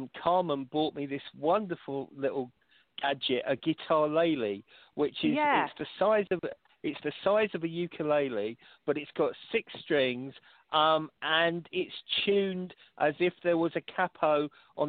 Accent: London, United Kingdom; Golders Green in London, very close to where I was brought up in Finchley

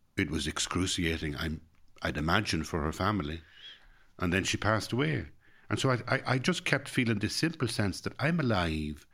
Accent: Ireland

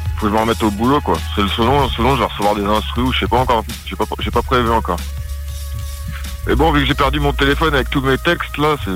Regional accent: Hauts-de-Seine, Paris region, Île-de-France, France; moved away as an adult; now in Marseille, France; je suis originaire du 92, dans la région parisienne

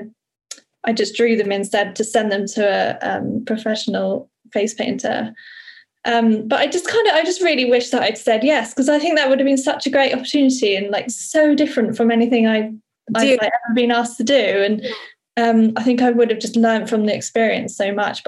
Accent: Somerset, South West England, United Kingdom; moved away as an adult; also born or lived in London; where I grew up in Somerset

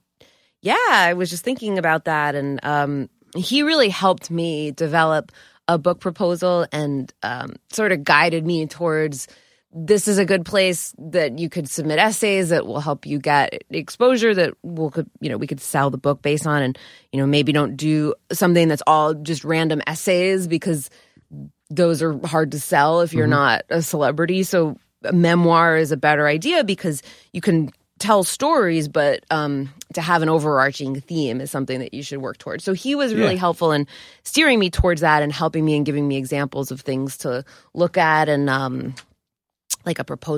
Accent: Scarsdale, New York, United States; I'm from Scarsdale, which is not cool

